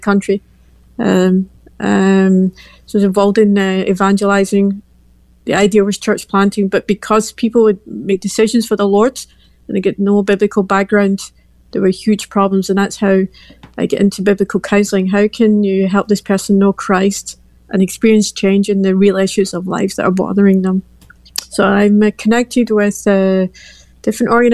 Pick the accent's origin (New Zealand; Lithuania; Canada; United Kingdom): United Kingdom; Glasgow, Scotland; moved away as an adult; now in Belgium; I'm from Glasgow, Scotland.